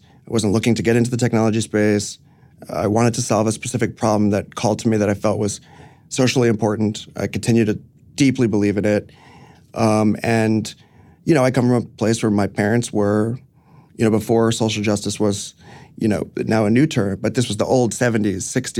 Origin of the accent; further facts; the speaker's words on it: New York City, New York, United States; No, I grew up in the city, but I grew up on Roosevelt Island, actually.